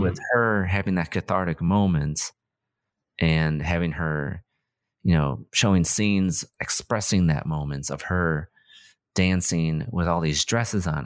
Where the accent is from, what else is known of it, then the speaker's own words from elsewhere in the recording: United States; as an American